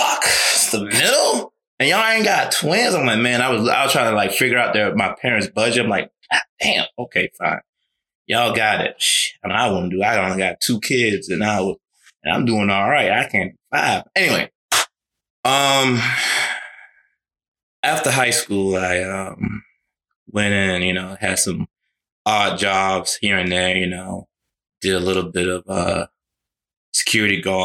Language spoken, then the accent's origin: English; Savannah, Georgia, United States; age 33, born and raised in Savannah, Georgia